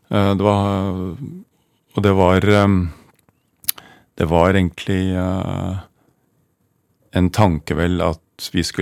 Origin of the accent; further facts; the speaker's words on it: Oslo, Norway; Jeg er fra Oslo.